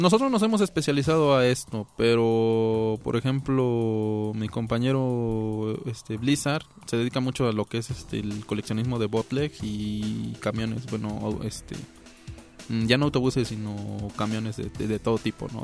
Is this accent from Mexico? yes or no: yes; Mexico; como mexicanos